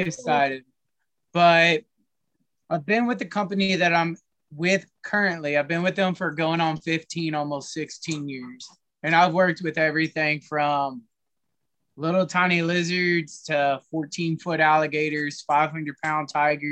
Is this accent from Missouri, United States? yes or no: yes; Columbia, Missouri, United States; I grew up and I was raised in Columbia, Missouri.